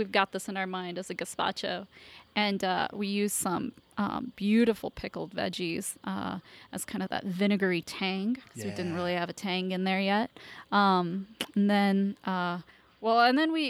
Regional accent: Kentucky, United States; also born or lived in India; now in Phoenix, United States; Born in India, raised in Kentucky

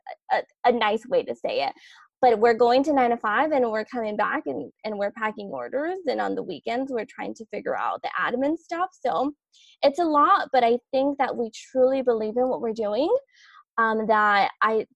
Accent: Los Angeles, California, United States; I grew up in South

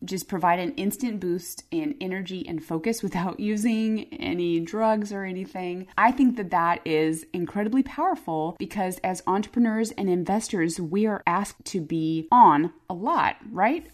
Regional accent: Phoenix, Arizona, United States; moved away; I grew up in Arizona. I grew up in Phoenix.

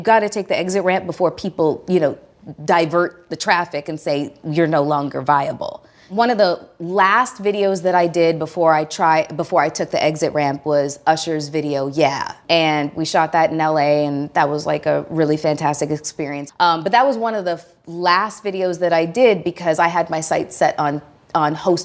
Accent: Toronto, Ontario, Canada; moved away as an adult; now in United States; I'm originally from Toronto, Ontario, Canada.

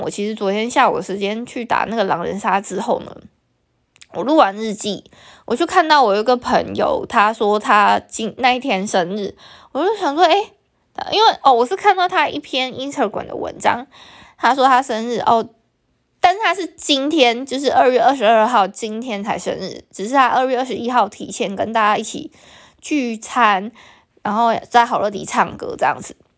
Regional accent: Taiwan; first language Taiwanese Hokkien; Chinese is a second language; 像我对母语的认知是闽南话

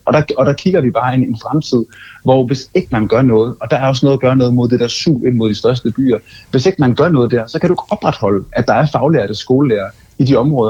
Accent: Funen, Southern Denmark, Denmark; jeg som fynbo

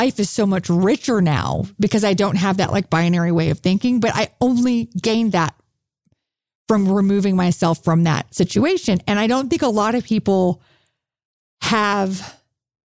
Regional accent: the South, Texas, United States; moved away as an adult; also born or lived in Chicago; I was raised in the South

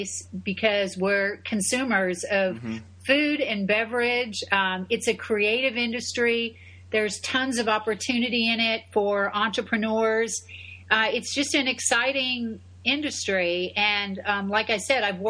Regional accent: Buffalo, New York, United States; moved away as an adult; also born or lived in Houston; now in Tampa, United States; I'm an upstate New Yorker gal. I was born in Buffalo

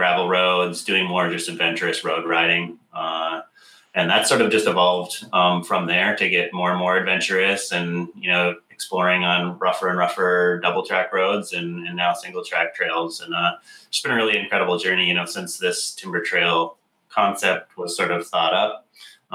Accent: Michigan, United States; also born or lived in Minnesota; now in Portland, United States; grew up in the center of the country in Michigan

